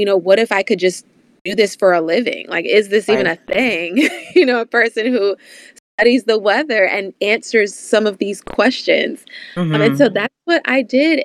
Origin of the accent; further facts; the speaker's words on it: Virginia, United States; growing up in Virginia, you know, we got a little bit of everything as far as weather is concerned.